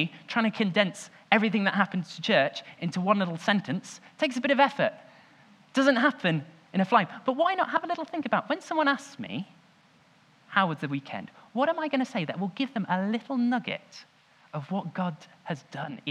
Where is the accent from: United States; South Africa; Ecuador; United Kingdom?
United Kingdom; Leicester, East Midlands; I was born in the Leicester Royal Infirmary.